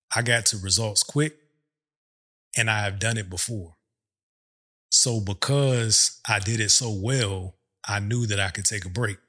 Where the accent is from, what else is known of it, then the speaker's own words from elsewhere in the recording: Virginia, United States; moved away as an adult; also born or lived in overseas / Hampton, Virginia; now in Texas, United States; We're from Virginia